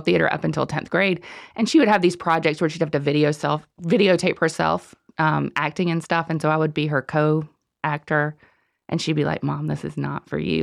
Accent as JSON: {"language": "English", "town": "Shelby", "region": "North Carolina", "country": "United States", "moved": "yes", "lives_now": "Cornelius, United States", "said": "I'm from Shelby."}